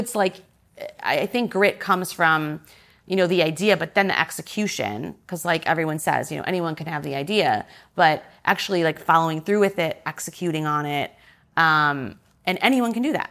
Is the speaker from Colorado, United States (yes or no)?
no; suburbs of Detroit, Michigan, United States; moved away as an adult; also born or lived in Chicago; now in New York, United States; I'm from, um, the suburbs of Detroit in Michigan